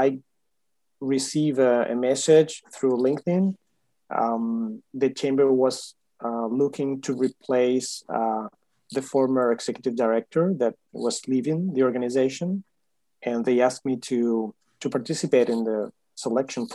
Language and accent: English; Huelva, Andalusia, Spain; moved away as an adult; now in Miami, United States; I'm from Spain. I was born in Huelva, a city close to Seville